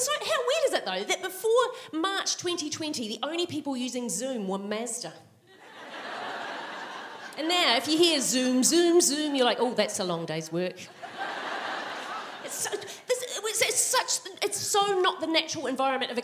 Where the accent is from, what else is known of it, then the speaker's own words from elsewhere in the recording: Christchurch, Canterbury, New Zealand; moved away as an adult; now in Melbourne, Australia; I'm from Christchurch, and so this is my hometown. And because I've said that, I have to follow that up with, I went to Burnside High